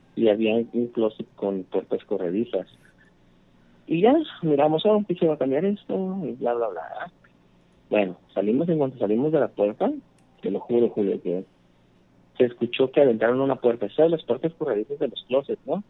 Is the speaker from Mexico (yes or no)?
yes; Acapulco, Guerrero, Mexico; moved away as an adult; now in Los Angeles, United States; de Guerrero Capulco Ajá. estoy aquí en, Los Ángeles